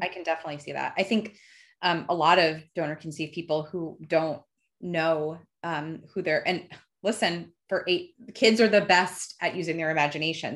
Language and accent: English; New Jersey, United States; also born or lived in Fort Myers, Florida; I grew up in Jersey